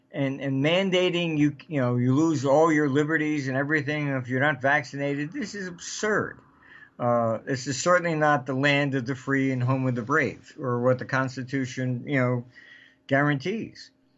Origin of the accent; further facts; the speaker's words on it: United Kingdom; I came from Britain